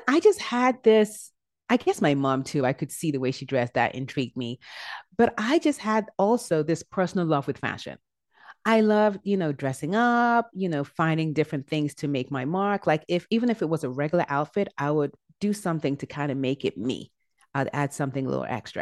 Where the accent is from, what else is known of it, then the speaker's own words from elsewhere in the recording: Nigeria; also born or lived in England; I was born in England, and I was there up until I was eight years old, and we moved back to Nigeria. My dad is from Nigeria, so we moved back to Nigeria. And then after that, I went to middle and high school in Nigeria